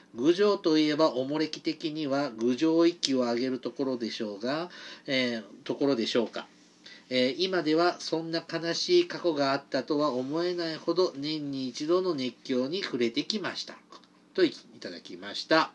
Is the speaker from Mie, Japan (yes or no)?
yes; Mie, Japan; 僕、三重出身なんで